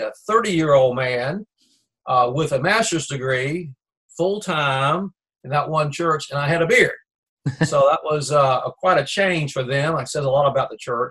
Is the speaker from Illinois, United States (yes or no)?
no; Raleigh, North Carolina, United States; also born or lived in Fort Worth, Texas / Kinston, North Carolina; I grew up in Raleigh, North Carolina, which is the capital of North Carolina